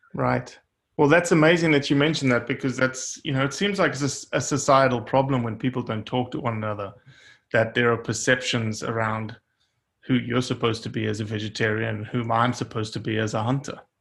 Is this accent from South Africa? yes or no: yes; South Africa; being South African